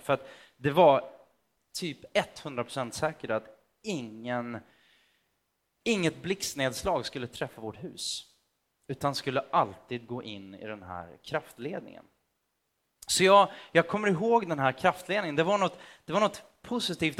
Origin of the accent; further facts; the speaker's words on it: Motala, Östergötland, Sweden; Jag växte upp i Motala, ganska nära Göta kanal